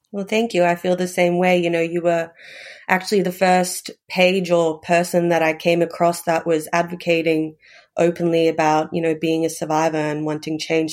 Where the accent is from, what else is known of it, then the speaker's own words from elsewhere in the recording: Melbourne, Victoria, Australia; also born or lived in Hobart, Tasmania; I was actually born in Hobart, but moved down to, moved up to Melbourne when I was quite young.